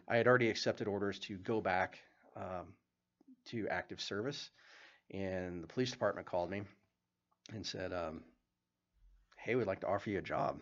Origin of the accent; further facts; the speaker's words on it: Wyoming, United States; moved away as an adult; now in Billings, United States; I grew up in Wyoming